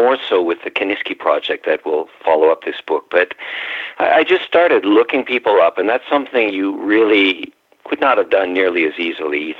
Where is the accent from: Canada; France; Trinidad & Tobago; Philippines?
Canada; Ontario; now in Washington, United States; I was raised in Ontario